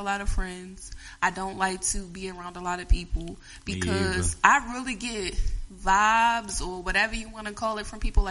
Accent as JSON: {"language": "English", "town": "Glen Burnie", "region": "Maryland", "country": "United States", "said": "I'm from Glen Burnie"}